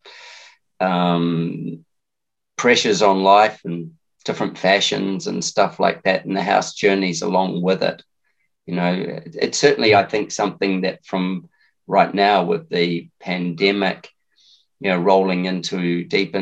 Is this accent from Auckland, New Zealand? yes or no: no; Lower Hutt, Wellington, New Zealand; As a kid, I lived in Wellington. I grew up in Lower Hutt, or in Belmont in Lower Hutt.